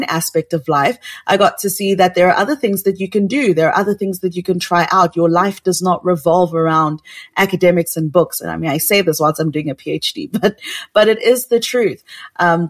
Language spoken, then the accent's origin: English; Cameroon; moved away; also born or lived in South Africa; I'm from Cameroon.